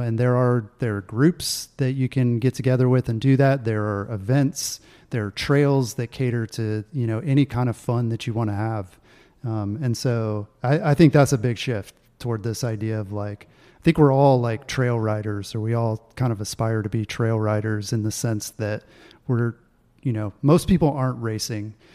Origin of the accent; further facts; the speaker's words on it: Augusta, Georgia, United States; moved away as an adult; also born or lived in North Carolina / Colorado; growing up in Augusta, Georgia